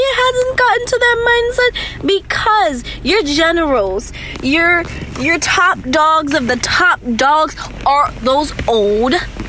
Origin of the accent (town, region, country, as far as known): United States